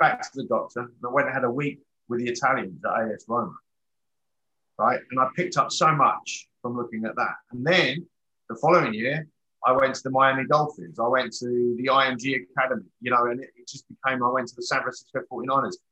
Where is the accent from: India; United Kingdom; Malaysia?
United Kingdom; England; moved away as an adult; I'm English.